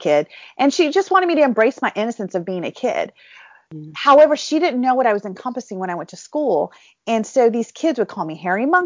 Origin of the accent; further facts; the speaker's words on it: California, United States; also born or lived in India; I was born and raised in California